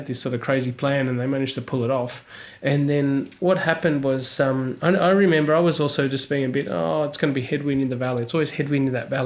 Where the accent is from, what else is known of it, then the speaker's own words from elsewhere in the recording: Australia; I was born in the desert in Australia